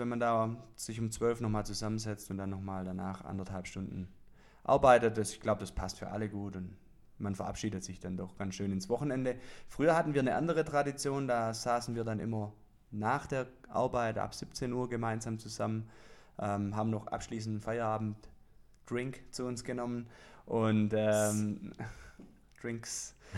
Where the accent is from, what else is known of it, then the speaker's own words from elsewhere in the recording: Swabia, Baden-Württemberg, Germany; accent: Swabian; würde ich mal auf Schwäbisch aussprechen